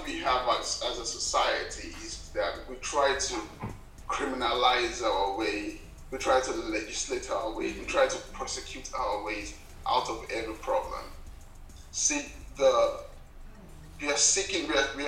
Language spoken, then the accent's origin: English; Nigeria; as a young man growing up in Nigeria